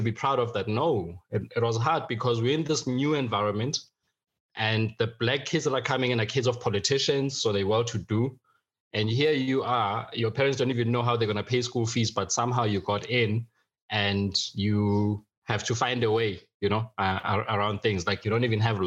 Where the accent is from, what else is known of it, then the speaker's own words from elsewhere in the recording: Johannesburg, Gauteng, South Africa; also born or lived in Free State, South Africa / Eswatini; From the rural areas, both in the Free State and Swaziland, to growing up in Hillbrow, life was just a struggle.